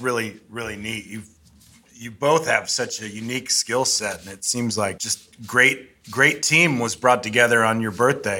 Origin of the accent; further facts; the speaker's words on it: Ohio, United States; South of Cleveland.